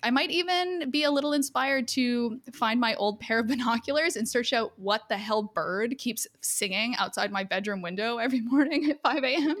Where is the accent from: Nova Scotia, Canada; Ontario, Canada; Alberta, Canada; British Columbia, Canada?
Alberta, Canada; Edmonton; I'm from Edmonton